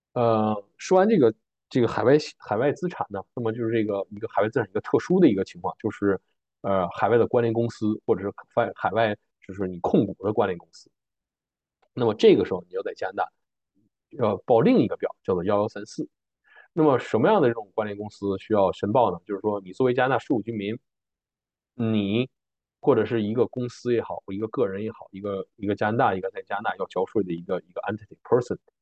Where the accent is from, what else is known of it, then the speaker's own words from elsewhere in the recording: Harbin, Heilongjiang, China; now in Canada; 我家是哈尔滨的，我在哈尔滨有一套住房